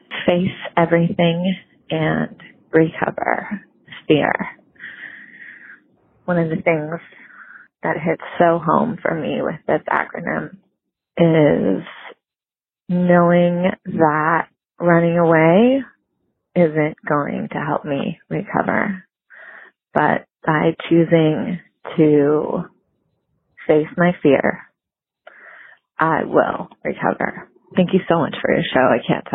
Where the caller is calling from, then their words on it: California, United States; I'm calling from California